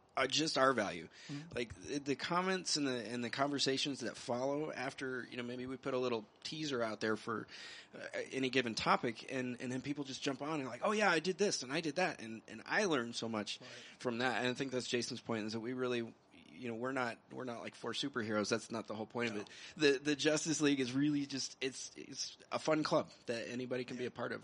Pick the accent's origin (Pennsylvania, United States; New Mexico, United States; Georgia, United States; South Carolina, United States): New Mexico, United States; I'm, I'm from New Mexico